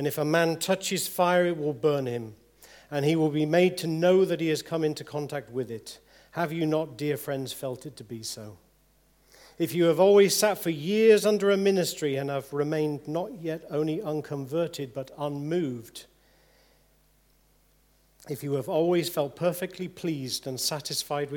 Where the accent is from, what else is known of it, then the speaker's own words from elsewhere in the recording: England, United Kingdom; If we're English people